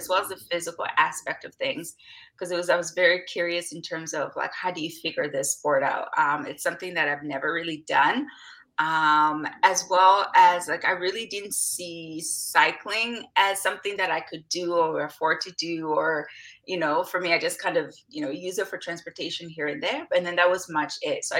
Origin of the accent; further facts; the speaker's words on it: DR Congo; now in Vancouver, Canada; I was born in Democratic Republic of Congo, which is like in the Central Africa region, and then I'm currently residing on unceded territories of the Musqueam, Tsleil-Waututh, Squamish Nation, which is presently known as Vancouver.